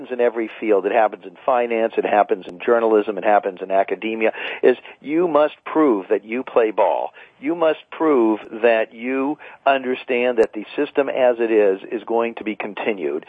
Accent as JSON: {"language": "English", "country": "United States", "said": "we Americans"}